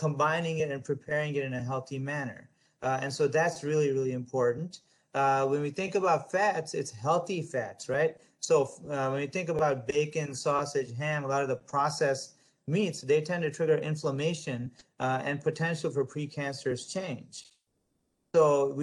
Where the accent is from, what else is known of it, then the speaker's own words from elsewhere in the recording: United States; I'm an American, I'm a proud American.